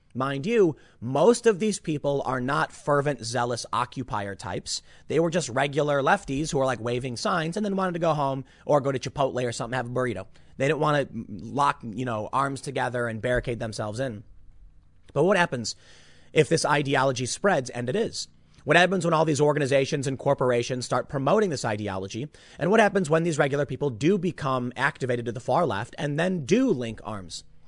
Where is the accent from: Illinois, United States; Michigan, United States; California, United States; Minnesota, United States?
Illinois, United States; Chicago; also born or lived in New York; now in New Jersey, United States; I grew up in Chicago, you know, so it's not like I didn't grow up in a big city